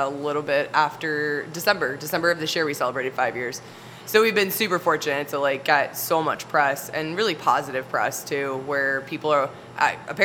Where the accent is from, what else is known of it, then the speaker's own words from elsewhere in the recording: Cleveland, Ohio, United States; also born or lived in Virginia / Atlanta / Orlando; I'm from Cleveland, born and raised